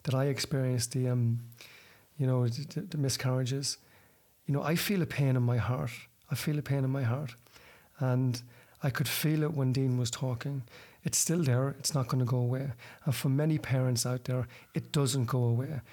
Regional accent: Ireland; I'm from the same town as you

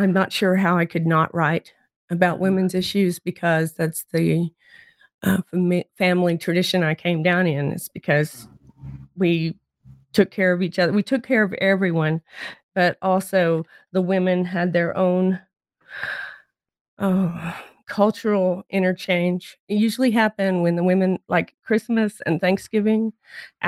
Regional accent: Wewoka, Oklahoma, United States; I grew up in Wewoka, Oklahoma

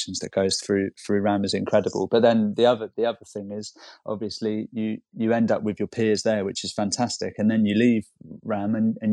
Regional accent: London, United Kingdom; also born or lived in Camberwell, London; I'm from Hammersmith, and I live in Camberwell now.

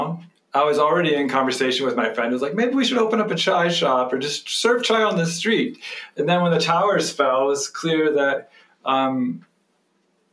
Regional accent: Athens, Ohio, United States; moved away; also born or lived in West Virginia; It's where I was born in West Virginia, but I was raised in Ohio, in Athens, Ohio

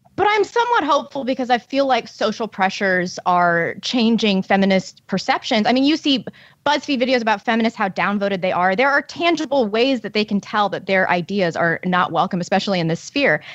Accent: St. Louis, Missouri, United States; a leftist St. Louis publication, which is my hometown

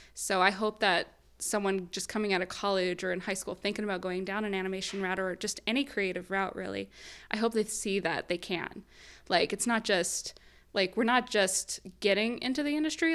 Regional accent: Southern Illinois, United States; moved away as an adult; also born or lived in Chicago, United States; now in Southern California, United States; I went to school in Chicago. I grew up in Southern Illinois

